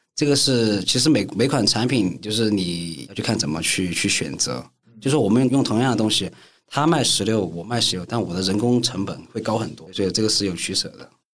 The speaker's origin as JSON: {"language": "Chinese", "town": "Chengdu", "region": "Sichuan", "country": "China", "said": "我成都人"}